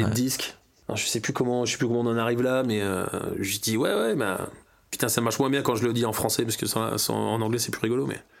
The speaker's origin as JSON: {"language": "French", "town": "Washington", "region": "District of Columbia", "country": "United States", "tie": "born there", "said": "il me dit, mais t'es, t'es d'où, toi, avec cet accent-là T'es de Californie Je lui dis, non, non, non, je suis, je suis, je suis, je suis né à Washington."}